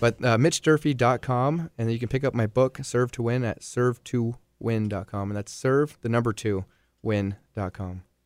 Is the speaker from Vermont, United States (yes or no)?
yes; Vermont, United States; moved away as an adult; I was gone for almost ten years total before I finally returned back to Vermont, like, permanently